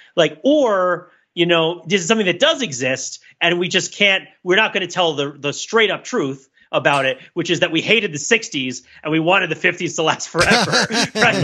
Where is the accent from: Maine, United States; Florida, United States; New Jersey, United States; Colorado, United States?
New Jersey, United States; I'm from New Jersey